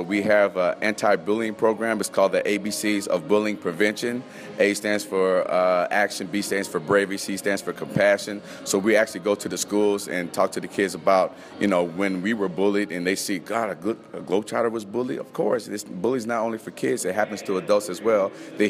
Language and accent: English; Las Vegas, Nevada, United States; also born or lived in Missoula, United States; So born and raised in Las Vegas, went hot straight to cold.